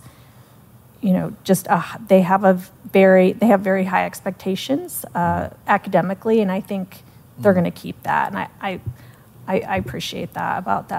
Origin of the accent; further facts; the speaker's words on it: Sarasota, Florida, United States; moved away as an adult; also born or lived in Melbourne, Florida; my hometown, Sarasota